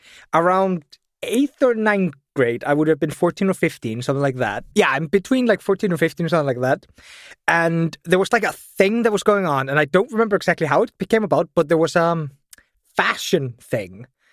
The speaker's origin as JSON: {"language": "English", "town": "Vestmannaeyjar", "region": "Southern Region", "country": "Iceland", "tie": "born or raised there", "said": "So I come from Vestmannaeyjar, and when I was growing up, my town was still quite poor."}